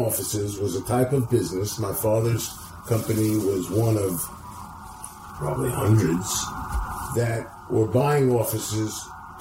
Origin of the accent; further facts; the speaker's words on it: New Rochelle, New York, United States; I was raised in New Rochelle. We moved there when I was very young